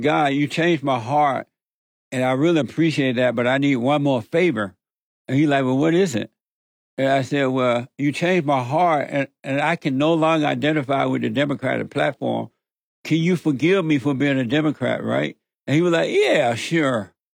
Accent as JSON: {"language": "English", "region": "Alabama", "country": "United States", "tie": "born or raised there", "said": "growing up in Alabama on the plantation"}